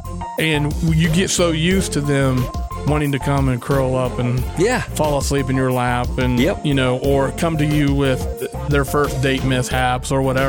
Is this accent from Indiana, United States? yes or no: yes; Indiana, United States; also born or lived in Alabama; now in Owatonna, United States; I was born and raised in Indiana. My dad was an Air Force guy.